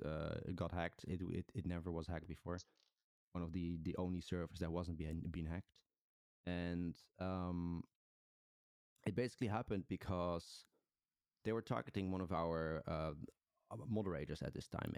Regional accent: Netherlands; I'm from the Netherlands.

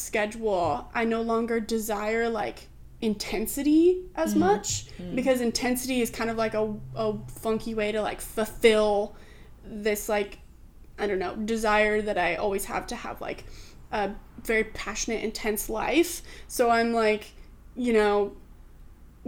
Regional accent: Oregon, United States; now in Los Angeles, United States; growing up in Oregon, like plants everywhere.

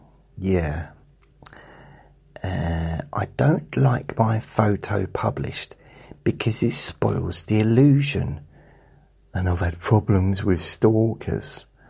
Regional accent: South West England, United Kingdom; accent: Dorset; as a kid growing up in Dorset, I sounded like Wurzel Gummidge.

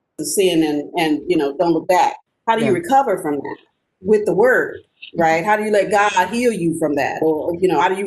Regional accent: Louisiana, United States; accent: Creole; moved away; my Creole accent

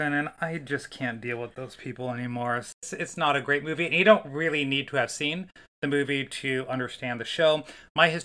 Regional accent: Northeast Ohio, United States; in terms of Northeast Ohio, I grew up in the Malibu

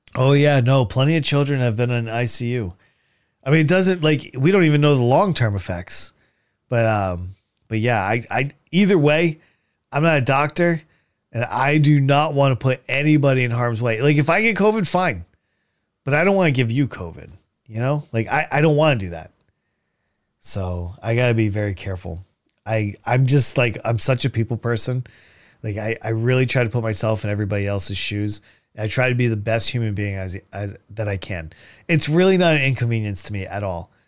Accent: New London, Connecticut, United States; I grew up here in New, eh, you know, in New London, Connecticut.

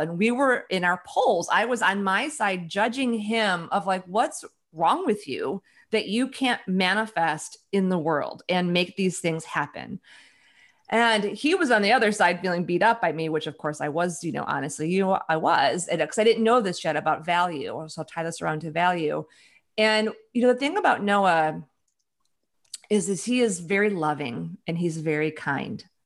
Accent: Chicago, Illinois, United States; now in Seattle, United States; I grew up in Chicago

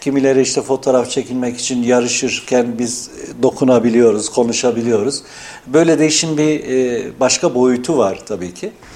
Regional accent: Yeşilhisar, Kayseri Province, Turkey; Kayseri Yeşilisar doğumluyum.

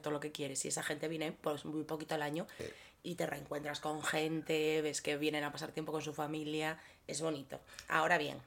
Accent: Gijón, Asturias, Spain; tú y yo venimos de Gijón

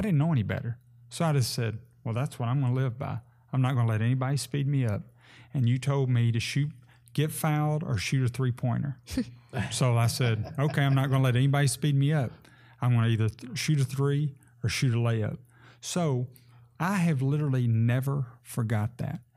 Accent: Sebree, Kentucky, United States; moved away as an adult; now in Henderson, United States; I grew up in Sebree and was, uh, a lifelong member of Sebree First Baptist Church

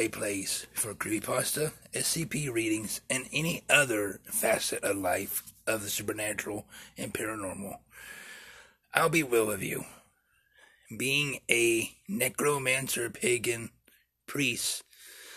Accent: Topeka, Kansas, United States; In our hometown of Topeka

